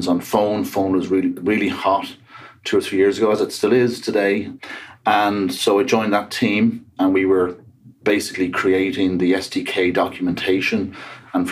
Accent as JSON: {"language": "English", "town": "Dublin", "region": "Leinster", "country": "Ireland", "also_born_or_lived": "Seattle area, United States", "accent": "Irish", "moved": "as an adult", "lives_now": "Seattle, United States", "said": "from Dublin, Ireland. But been here quite a while."}